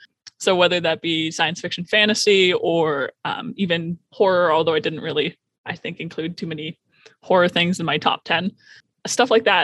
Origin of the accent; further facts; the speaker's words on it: Ontario, Canada; now in Port Moody, Canada; I'm actually from Ontario, but I have come to join the Port Moody Library